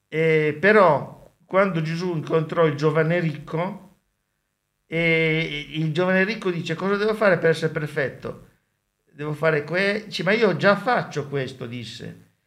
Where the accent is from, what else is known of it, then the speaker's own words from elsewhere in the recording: Sardinia, Italy; born there; Io sono nato in Sardegna e vivo ne- nell'Italia settentrionale, due parti che non sono italiane.